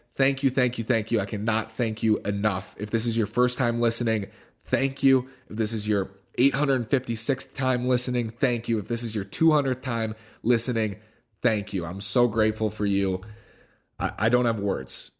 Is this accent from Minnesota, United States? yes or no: yes; Minneapolis, Minnesota, United States; growing up in Minneapolis